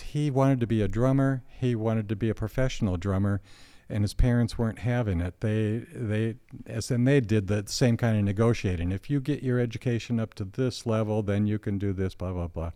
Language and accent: English; Alma, Michigan, United States; Alma's dead center. I was born and raised there, and except for four years going away to college, lived there all my life